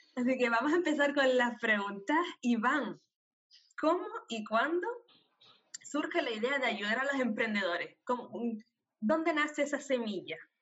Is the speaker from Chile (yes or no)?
no; Canary Islands, Spain; nacida en Canarias